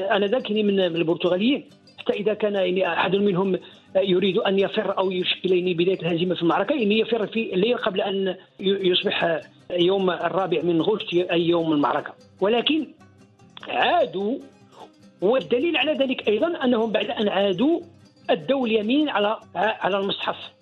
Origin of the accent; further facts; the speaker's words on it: Morocco; نحن كمغاربة